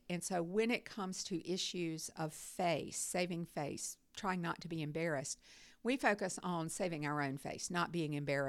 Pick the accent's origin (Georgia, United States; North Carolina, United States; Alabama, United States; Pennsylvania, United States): North Carolina, United States; moved away as an adult; also born or lived in Iowa; now in Auburn, United States; I'm from North Carolina originally, is where I was raised.